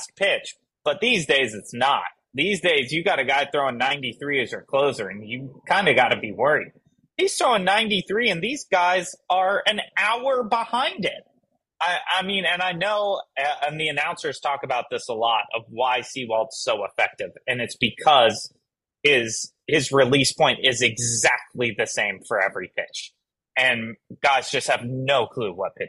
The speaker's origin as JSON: {"language": "English", "region": "Kentucky", "country": "United States", "tie": "born or raised there", "said": "we grew up in Kentucky"}